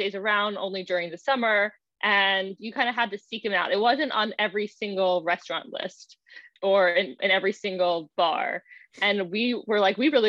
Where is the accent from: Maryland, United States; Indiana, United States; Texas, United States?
Maryland, United States; Baltimore; now in New York, United States; She and I grew up together in Baltimore